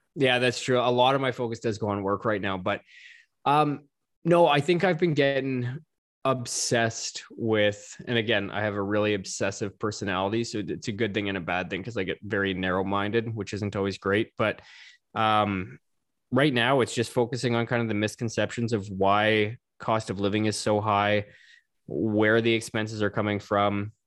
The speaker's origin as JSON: {"language": "English", "country": "Canada", "said": "As a Canadian"}